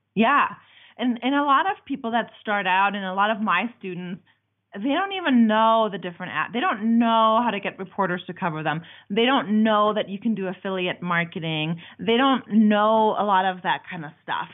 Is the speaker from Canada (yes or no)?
no; Germany; now in United States; I'm from Germany. I've been in America for a very long time.